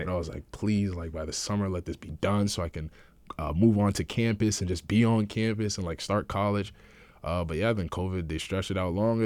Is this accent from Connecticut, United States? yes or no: yes; Manchester, Connecticut, United States; also born or lived in Ghana / Vernon, Connecticut; I've been living in Connecticut for, uh, most of my life